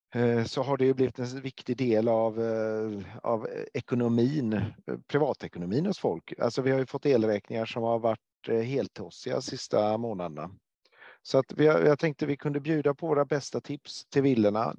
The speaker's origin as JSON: {"language": "Swedish", "town": "Gothenburg", "region": "Västra Götaland", "country": "Sweden", "said": "jag är från Göteborg"}